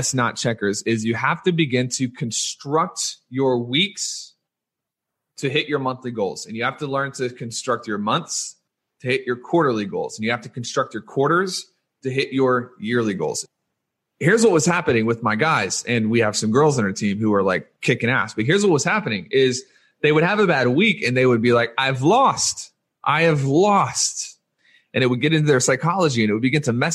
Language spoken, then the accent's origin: English; Louisiana, United States; I was born in Louisiana, and I was raised a Louisiana State University Tigers fan.